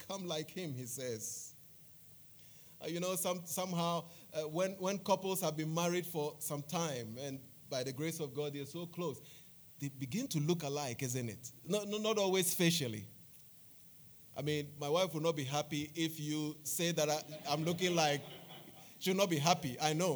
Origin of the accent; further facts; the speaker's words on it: Accra, Greater Accra, Ghana; Bubuyashi is one of the finest suburbs in Accra